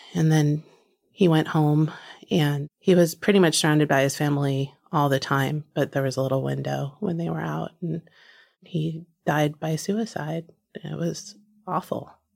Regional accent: New Jersey, United States; moved away; one of my very closest friends from growing up in New Jersey

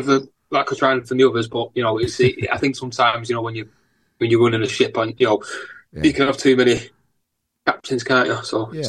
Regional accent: Heywood, North West England, United Kingdom; also born or lived in Salford / Chicago; I grew up in Heywood on an estate called Darnhill, an Overspill estate, a Manchester Overspill estate called Darnhill.

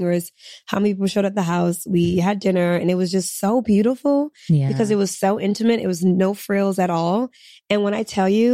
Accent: Senegal; I'm from Senegal too

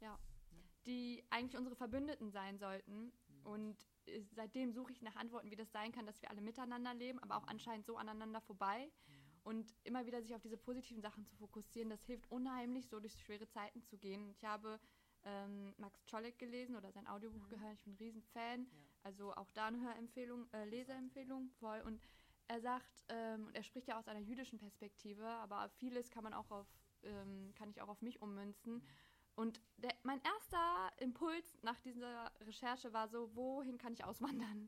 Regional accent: Germany; das ist auch mein Land

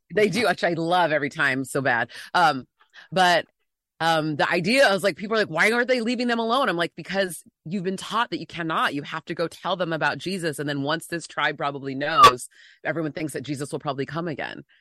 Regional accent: San Diego, California, United States; moved away as an adult; now in Los Angeles, United States; I'm in L A now, but I grew up in San Diego

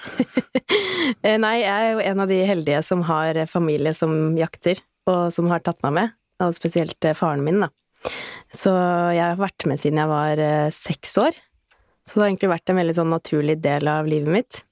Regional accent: Bærum, Akershus, Norway; kommer jeg fra Bærum

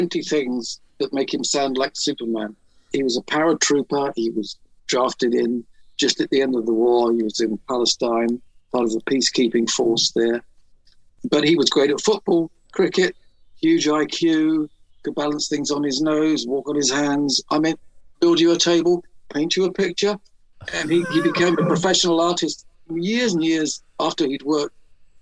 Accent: London, United Kingdom; I grew up in Pimlico in the shadow of Battersea Power Station.

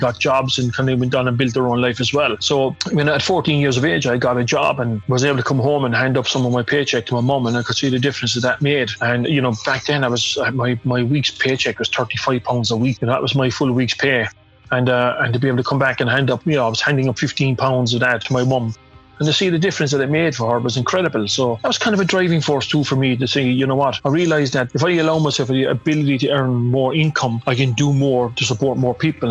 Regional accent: Limerick, Munster, Ireland; growing up in Ballinanty, where I grew up, my back garden was Thomond Park

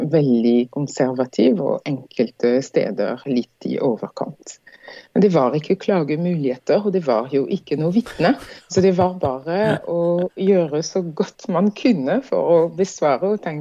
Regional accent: Martinique; Norwegian is a second language; moved away as an adult; also born or lived in France; now in Norway

